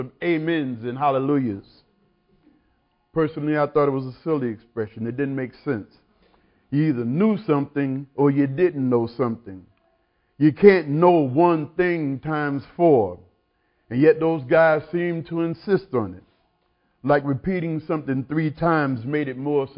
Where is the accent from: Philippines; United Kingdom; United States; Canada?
United States; South Carolina; I grew up in South Carolina in one of those wooden one-room churches